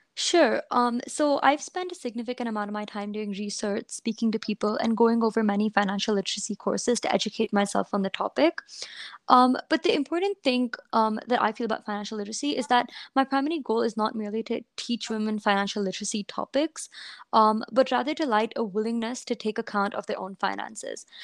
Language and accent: English; India; I um, was a student or am a student growing up in India